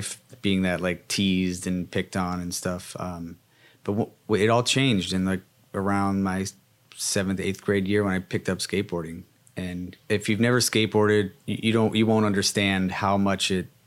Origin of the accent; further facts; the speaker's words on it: Cincinnati, Ohio, United States; growing up in Cincinnati